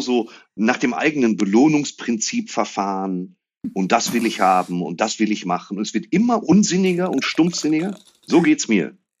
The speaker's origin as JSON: {"language": "German", "town": "Dortmund", "region": "North Rhine-Westphalia", "country": "Germany", "tie": "born or raised there", "lives_now": "Waltrop, Germany", "said": "ich bin in Ewing geboren worden, auf der Couch von meiner Oma"}